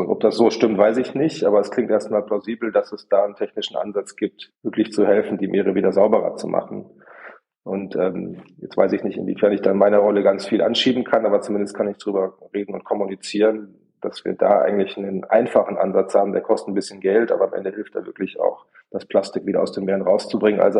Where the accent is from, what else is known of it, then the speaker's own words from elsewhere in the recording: Bavaria, Germany; Ich auch als Bayer habe das ja auch festgestellt, dass die Berge schön sind, aber das Meer auch besonders schön.